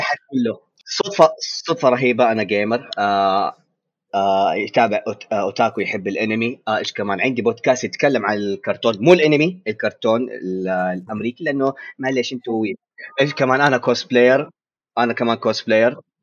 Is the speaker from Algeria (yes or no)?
no; Saudi Arabia; عندنا في السعوديه